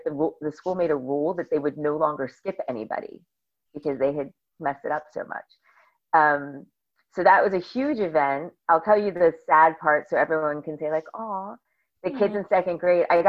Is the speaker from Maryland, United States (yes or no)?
no; Bergen County, New Jersey, United States; I grew up in Bergen County, New Jersey